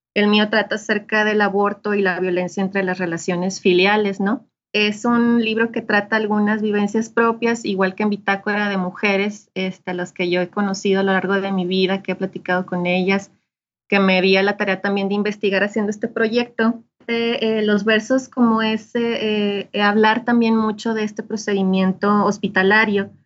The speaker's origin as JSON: {"language": "Spanish", "town": "Ciudad Juárez", "region": "Chihuahua", "country": "Mexico", "tie": "born or raised there", "moved": "yes", "lives_now": "Saltillo, Mexico", "said": "nací en Ciudad Juárez, Chihuahua y ahorita estoy radicando en Saltillo, Coahuila. Ya tengo un buen tiempo viviendo acá."}